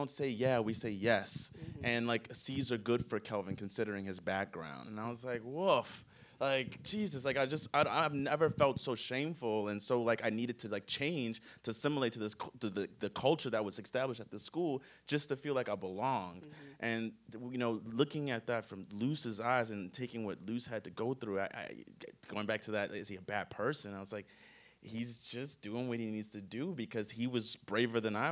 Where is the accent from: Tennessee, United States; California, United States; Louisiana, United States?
Louisiana, United States; New Orleans; I grew up in New Orleans in the South